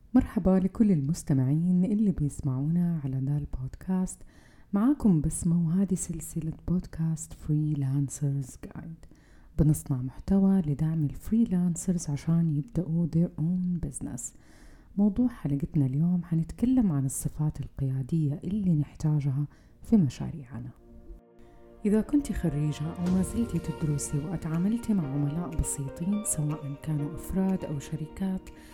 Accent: Saudi Arabia; فينا كسعوديين

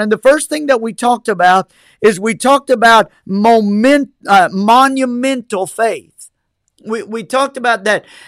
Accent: United States; as American citizens

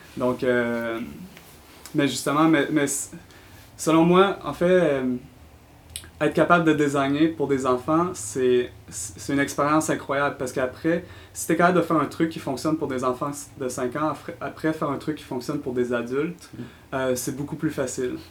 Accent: Quebec City, Quebec, Canada; moved away as an adult; now in San Francisco, United States; je suis originaire de la ville de Québec, comme vous pouvez l'entendre avec mon accent, mais euh, dernièrement, j'ai déménagé à San Francisco

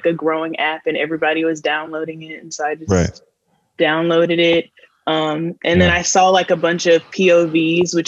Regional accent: Mississippi, United States; I'm from Mississippi

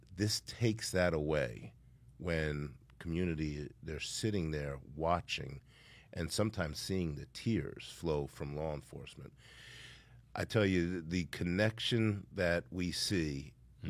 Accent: Yonkers, New York, United States; I grew up in Yonkers, New York during the crack epidemic

